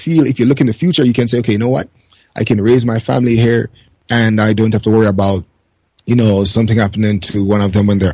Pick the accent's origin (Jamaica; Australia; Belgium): Jamaica; moved away as an adult; also born or lived in Canada; now in Japan; I grew up in Jamaica